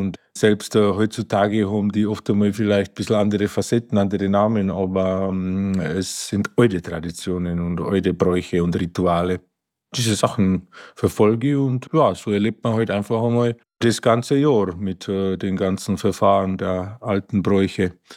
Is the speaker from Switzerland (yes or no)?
no; Slovakia; also born or lived in Achental, Bavaria, Germany; now in Marquartstein, Germany; ursprünglich komme ich ja aus der Slowakei